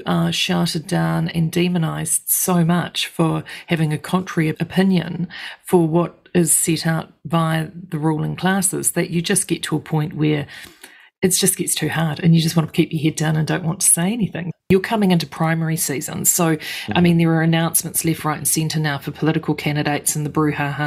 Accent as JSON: {"language": "English", "country": "New Zealand", "said": "as a Kiwi"}